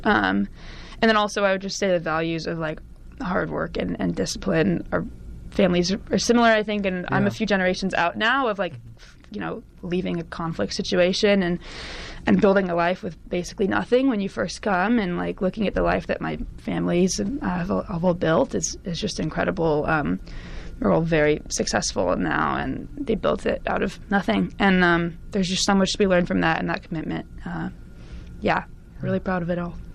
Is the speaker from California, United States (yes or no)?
yes; California, United States; Born and raised in California, I'm actually only like a quarter Middle Eastern